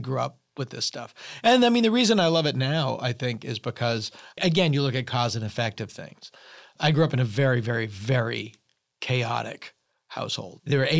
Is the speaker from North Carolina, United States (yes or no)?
no; Massachusetts, United States; Yeah, I was. It wasn't up to Salem.